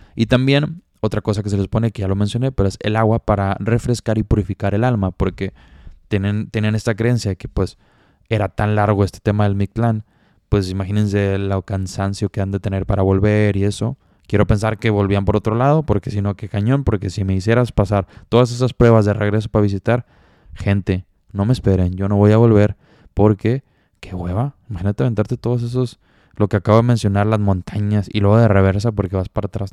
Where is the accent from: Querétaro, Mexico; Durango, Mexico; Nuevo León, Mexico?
Nuevo León, Mexico; Monterrey; yo soy de Monterrey